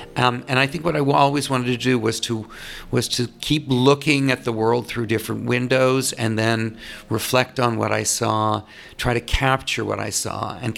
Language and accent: English; Toronto, Ontario, Canada; Well, I am Canadian. I was born in Toronto and went to high school and university there